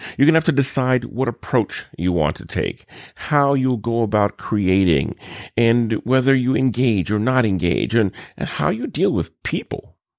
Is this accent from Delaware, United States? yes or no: no; New Orleans, Louisiana, United States; my hometown of New Orleans